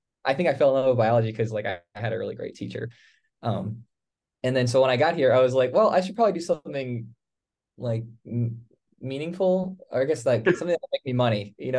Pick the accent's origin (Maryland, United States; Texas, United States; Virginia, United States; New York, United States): Virginia, United States; Northern; I came from Northern Virginia.